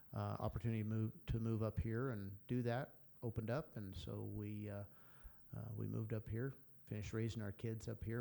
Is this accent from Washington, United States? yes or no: no; Greeley, Colorado, United States; also born or lived in San Francisco; I grew up in Greeley, Colorado